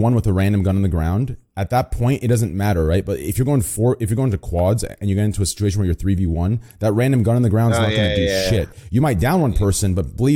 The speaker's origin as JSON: {"language": "English", "region": "Arizona", "country": "United States", "said": "I also live in Arizona, or I'm originally from Arizona, so, and all my stuff, all my things occurred there"}